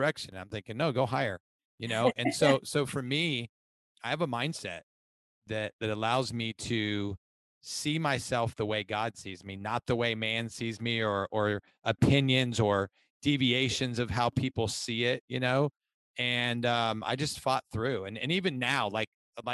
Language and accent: English; Ohio, United States; So I am originally from Ohio, went to college. I grew up in an alcoholic father's home